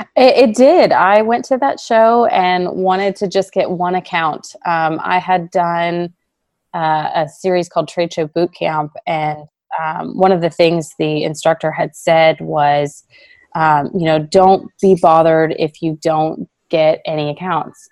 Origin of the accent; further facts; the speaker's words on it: Texas, United States; moved away as an adult; also born or lived in Savannah, Georgia; now in San Antonio, United States; I'm originally from Texas